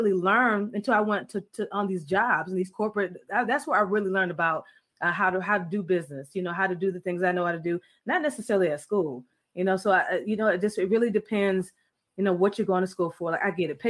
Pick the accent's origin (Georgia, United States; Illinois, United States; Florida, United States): Florida, United States; Every friend that I have, where I grew up in Florida, my neighborhood, I don't know if there was any Americans. We may have been the only Americans on the street